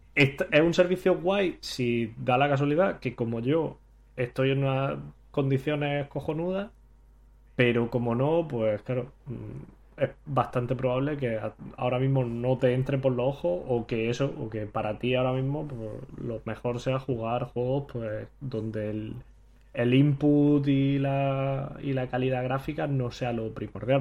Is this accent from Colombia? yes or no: no; Granada, Andalusia, Spain; moved away as an adult; also born or lived in Hanover; now in Manchester, United Kingdom; yo que soy de Granada